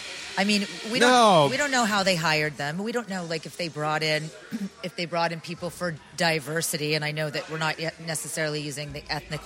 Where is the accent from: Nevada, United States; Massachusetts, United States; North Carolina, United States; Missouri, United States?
Nevada, United States; Las Vegas; I grew up in Vegas.